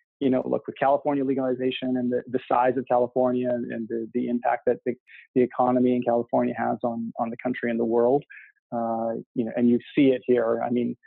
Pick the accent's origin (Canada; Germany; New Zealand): Canada; moved away; I grew up in Canada